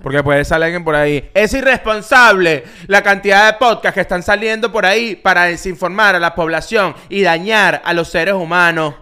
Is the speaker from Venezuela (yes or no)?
yes; Venezuela; born or raised there; now in United States